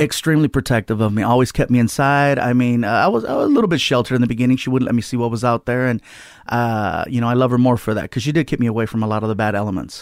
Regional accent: Long Beach, California, United States; also born or lived in San Diego; Long Beach is where I grew up.

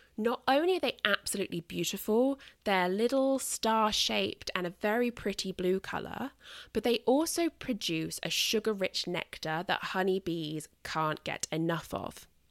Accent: United Kingdom; accent: British; I am British.

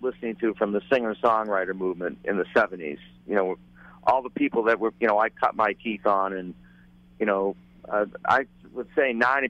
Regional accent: New England, United States; I growing up in New England

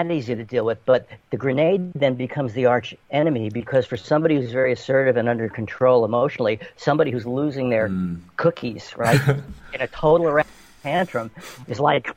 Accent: New York City, New York, United States; moved away as an adult; growing up in New York City

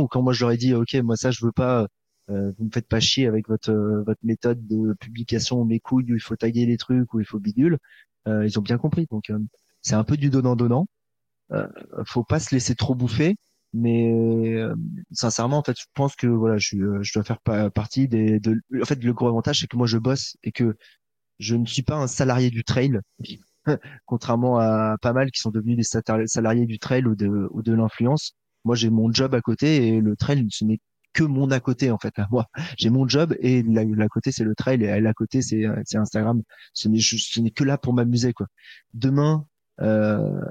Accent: Paris, Île-de-France, France; en tant que Parisien

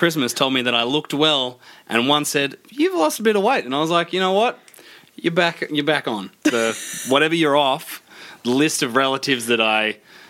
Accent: Geelong, Victoria, Australia; I'm from Geelong.

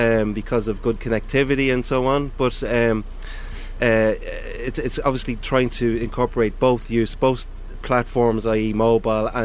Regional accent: Drogheda, County Louth, Ireland; I'm from Drogheda, and to live and work in Drogheda is a dream come true

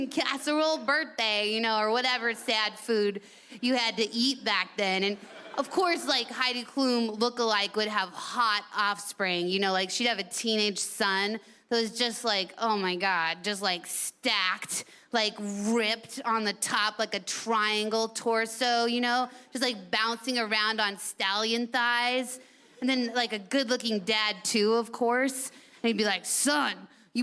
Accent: United States; I'm from America

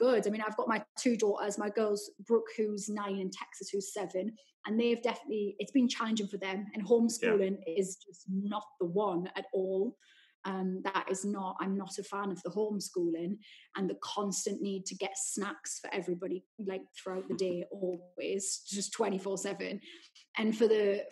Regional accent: Newcastle upon Tyne, North East England, United Kingdom; that was my childhood growing up in Newcastle.

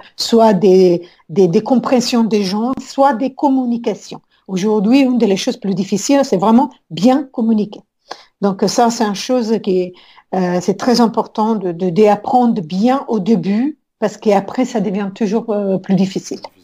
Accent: Rome, Lazio, Italy; French is a second language; moved away as an adult; je suis née depuis longtemps à Rome et ça fait un, bon moment, presque 25 ans que je suis sortie de l'Italie

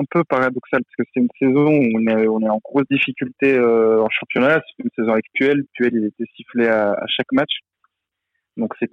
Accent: Lyon, Auvergne-Rhône-Alpes, France; moved away; also born or lived in Amiens; je, suis, lyonnais, je suis né à Lyon, donc euh, le choix a été fait. j'ai grandi là-bas

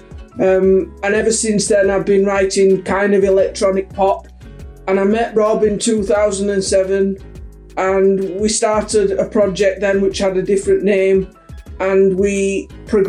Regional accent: Huddersfield, Yorkshire and the Humber, United Kingdom; we are from Huddersfield, England.

